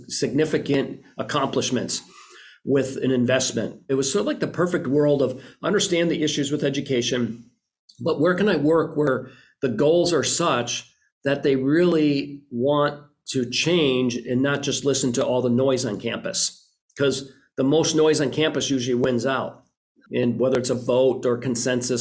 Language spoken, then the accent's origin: English; Green Bay, Wisconsin, United States; moved away; I grew up right outside of Green Bay, graduated high school from there